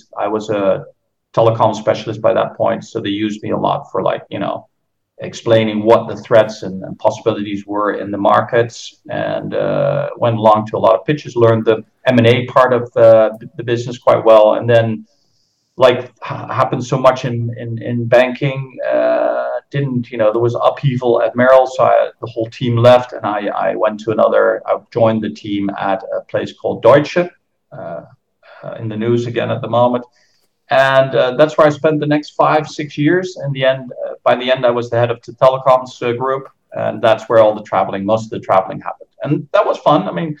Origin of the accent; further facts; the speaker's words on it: Netherlands; accent: American; English is a second language; also born or lived in Philippines / Brazil; I grew up in the Philippines and in Brazil. My father was an expat for Philips, so that's where I got the Yankee accent. I went to American schools. When I was back in the Netherlands, did my high school